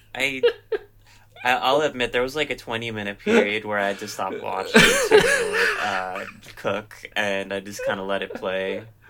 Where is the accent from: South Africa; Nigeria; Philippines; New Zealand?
Philippines; I'm Filipino